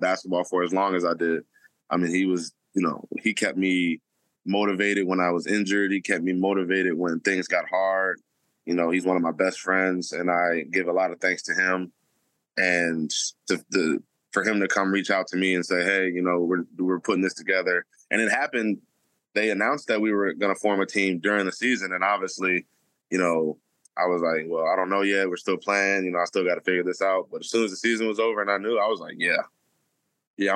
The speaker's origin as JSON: {"language": "English", "town": "Detroit", "region": "Michigan", "country": "United States", "moved": "yes", "said": "I'm from Detroit originally"}